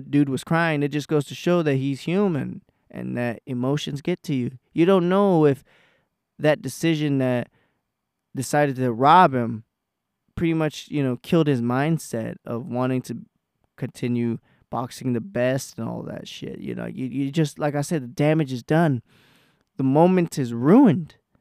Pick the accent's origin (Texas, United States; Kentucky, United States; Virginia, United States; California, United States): Texas, United States; I'm from Texas